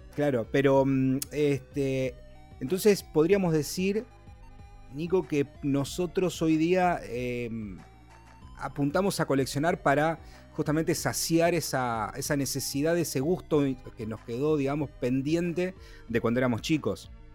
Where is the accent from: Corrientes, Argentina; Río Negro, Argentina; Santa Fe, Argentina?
Santa Fe, Argentina; Rosario; nosotros, en el caso con Juan, que somos incluso de Rosario